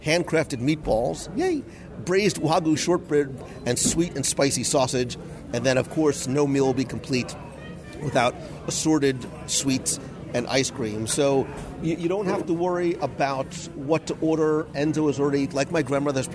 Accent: Northeast, United States; moved away as an adult; also born or lived in New Jersey / Brooklyn; we're Italian from the Northeast

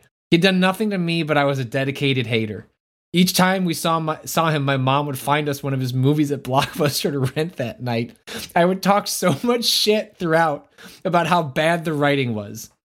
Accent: Massachusetts, United States; As a child, I grew up in Massachusetts and spent my summers all around New England.

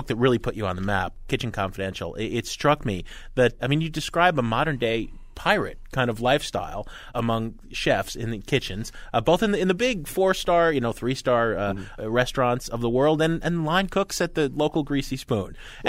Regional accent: New York City, New York, United States; As a New Yorker, you know what that means.

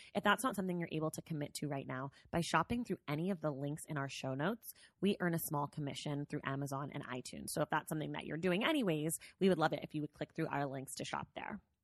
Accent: Bay Area, California, United States; moved away; also born or lived in New York; I'm from the Bay Area.

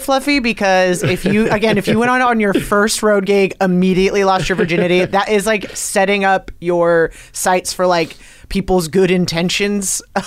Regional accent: Los Angeles, California, United States; I am also from Los Angeles

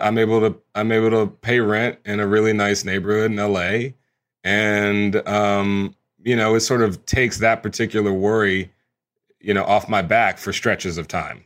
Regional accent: Houston, Texas, United States; I grew up in Houston, Texas

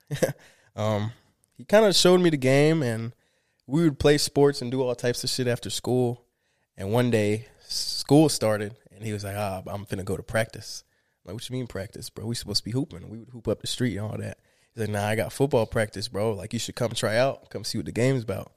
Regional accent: Miramar, Florida, United States; born or raised there; also born or lived in Limón, Costa Rica

